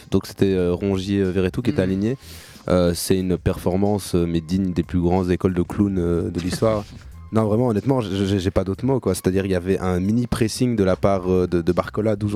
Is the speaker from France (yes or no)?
no; Morocco; Je dis pas ça parce que je suis marocain, mais